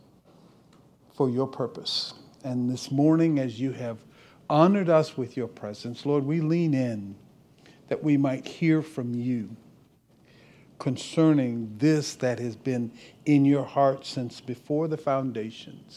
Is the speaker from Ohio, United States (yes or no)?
yes; Cleveland, Ohio, United States; moved away; I'm originally from Cleveland, left here. Back in 1976